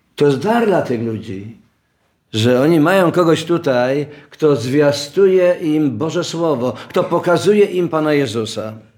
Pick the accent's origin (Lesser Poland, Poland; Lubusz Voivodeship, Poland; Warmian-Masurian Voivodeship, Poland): Lesser Poland, Poland; Oświęcim; Urodziłem się w Oświęcimiu